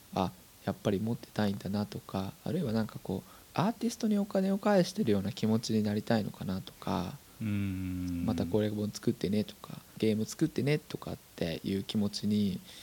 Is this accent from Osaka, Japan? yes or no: no; Saitama, Japan; 僕埼玉ですけど